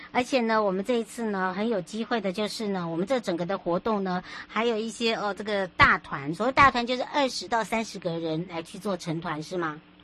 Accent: Huadong Rift Valley, East Rift Valley, Taiwan; moved away; 回到我的故乡华东纵谷

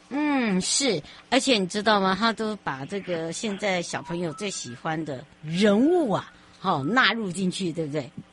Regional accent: Miaoli County, Taiwan; 像我自己，我妈妈是苗栗人，我们我们从小也是在外婆家长大

